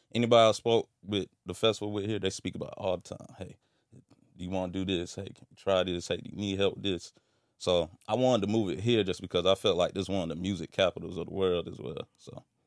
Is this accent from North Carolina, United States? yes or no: yes; Fayetteville, North Carolina, United States; moved away; my background is, I'm from Fayetteville, North Carolina